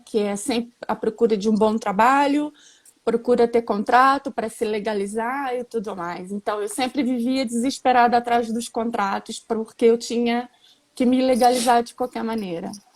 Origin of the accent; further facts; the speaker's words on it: Rio de Janeiro, Brazil; moved away as an adult; now in Portugal; Tenho 49 anos, sou do Rio de Janeiro.